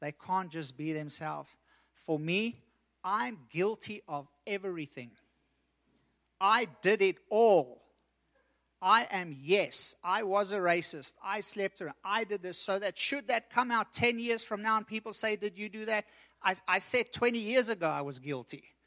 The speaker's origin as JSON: {"language": "English", "country": "South Africa", "tie": "born or raised there", "said": "I've lived in South Africa. I grew up in South Africa."}